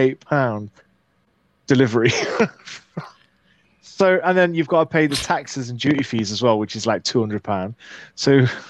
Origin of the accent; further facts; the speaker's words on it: United Kingdom; but we're British